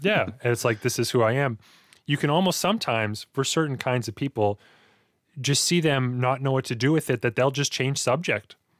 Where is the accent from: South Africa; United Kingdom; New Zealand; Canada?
Canada; Hinton, Alberta; also born or lived in Edson; that's where I spent most of my childhood growing up in Hinton.